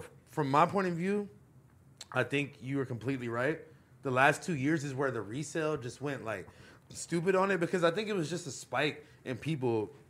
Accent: West Coast, United States; we're from the West Coast

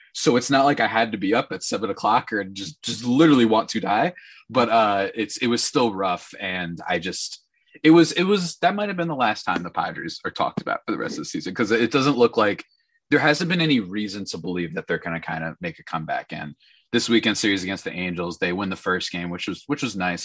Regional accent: New Jersey, United States; I hail from the absurdest land known as New Jersey

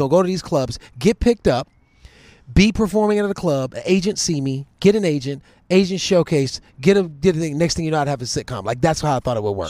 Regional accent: Cleveland, Ohio, United States; moved away; I was from Cleveland

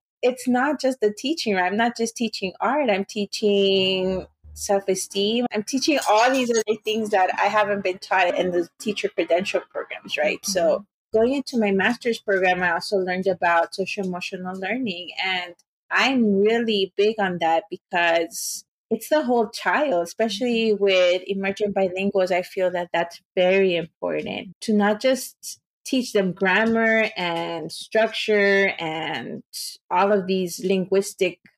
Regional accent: Los Angeles, California, United States; English is a second language; I was born around Pico Union, but then we moved to East

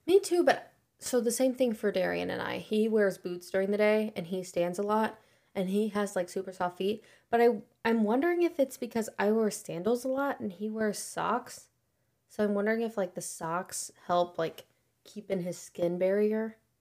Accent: Troy, Missouri, United States; I'm from Troy.

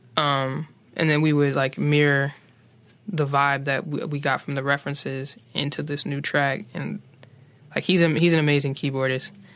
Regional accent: Charlotte, North Carolina, United States; moved away; also born or lived in West Philadelphia, Pennsylvania; growing up on the West Side

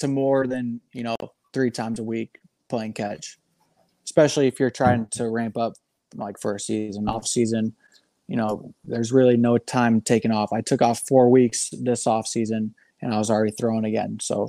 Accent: Midwest, United States; rather than a seasonal thrower like I have been growing up in the Midwest.

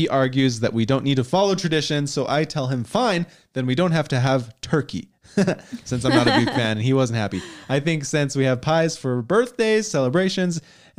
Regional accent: Pennsylvania, United States; moved away as an adult; now in Florida, United States; Backstory, I grew up in Pennsylvania in a huge family, 10 kids, and holidays are a family affair.

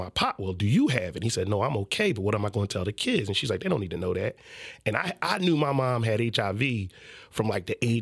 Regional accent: Philadelphia, Pennsylvania, United States; I'm from West. So I'm from 58th Street

